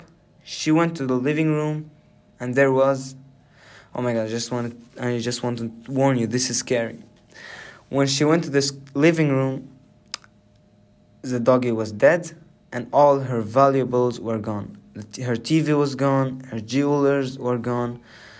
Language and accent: English; Nynäshamn, Stockholm County, Sweden; my hometown in Nynäshamn